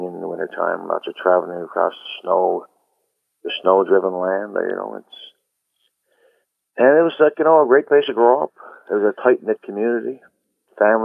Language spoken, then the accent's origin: English; Black Tickle, Newfoundland and Labrador, Canada; growing up there, you know, as a kid